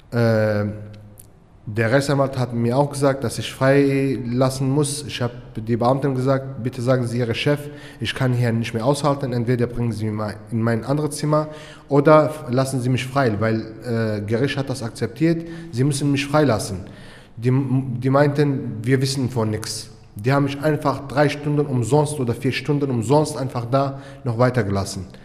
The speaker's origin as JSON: {"language": "German", "country": "Turkey", "tie": "born or raised there", "second_language": "German", "said": "ich bin äh, in der Türkei im Krieg aufgewachsen."}